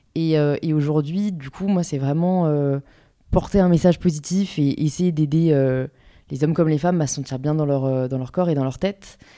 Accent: Paris, Île-de-France, France; j'ai grandi à Paris, euh, born and raised, euh, dans le 15e arrondissement

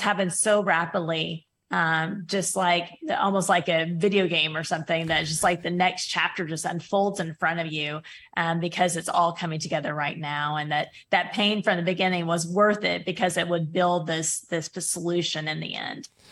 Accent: Oklahoma, United States; also born or lived in Kingsville, Texas / Hawaii; my hometown here in Oklahoma

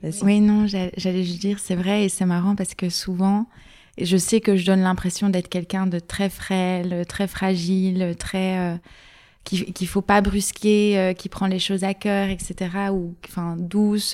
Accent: Luxembourg Province, Wallonia, Belgium; moved away as an adult; now in Brussels, Belgium; je viens de la province du Luxembourg à la base, mais j'habite à Bruxelles depuis 7 ans

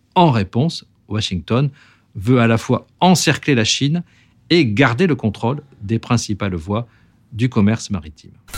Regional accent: French Polynesia; chez nous, à Tahiti

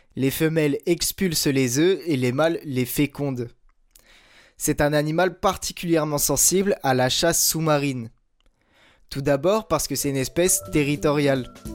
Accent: Brittany, France; j'ai 23 ans, je suis breton

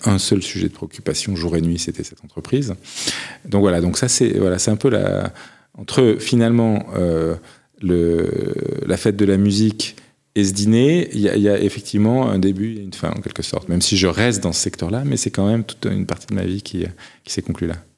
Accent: the South, southern France, France; moved away; je viens du Sud

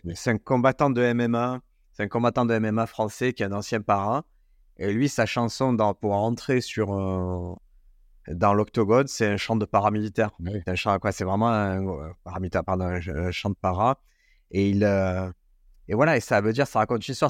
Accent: Marseille, Provence-Alpes-Côte d'Azur, France; c'est chez moi à Marseille

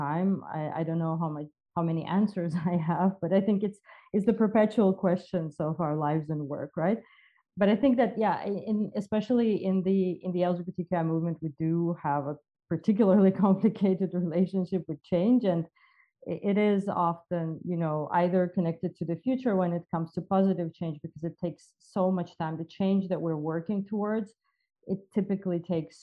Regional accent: Georgia; I was born and I grew up in Georgia

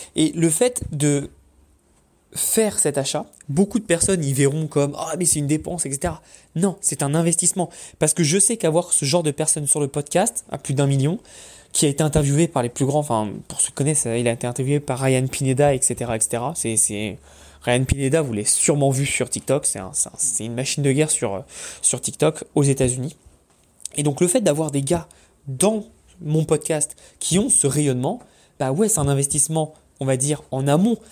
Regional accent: Paris, Île-de-France, France; now in United States; je viens de Paris

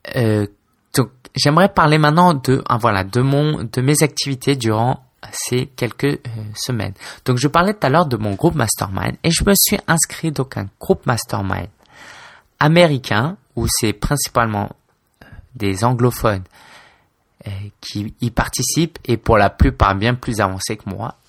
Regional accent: Paris, Île-de-France, France; also born or lived in Spain / China; je suis français d'origine chinoise. J'ai 26 ans, je vis à Paris, où j'ai toujours vécu

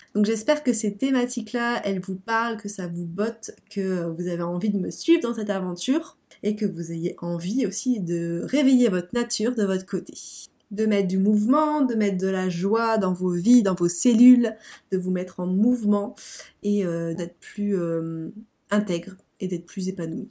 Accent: Lille, Hauts-de-France, France; Je viens de Lille, donc du nord de la France.

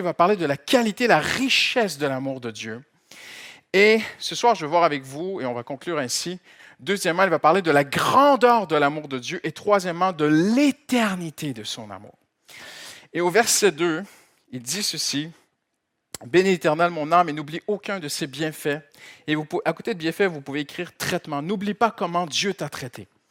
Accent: Canada; moved away as an adult; now in France; je viens du Canada

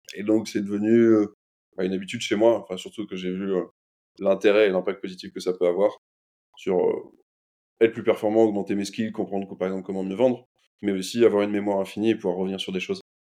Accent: Lyon, Auvergne-Rhône-Alpes, France; j'ai grandi à Lyon

